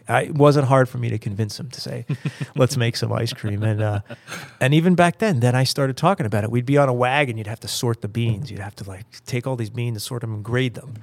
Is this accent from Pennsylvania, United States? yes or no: yes; Pennsylvania, United States; I grew up in Pennsylvania